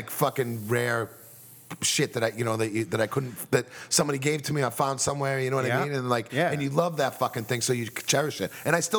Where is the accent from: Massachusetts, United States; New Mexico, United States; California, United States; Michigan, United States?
Massachusetts, United States; Where I grew up in Massachusetts too